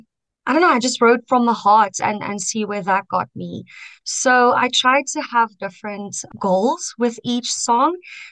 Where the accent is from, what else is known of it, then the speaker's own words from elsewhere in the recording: Centurion, Gauteng, South Africa; also born or lived in Kempton Park / Pretoria; I was born in Kempton and I grew up in Centurion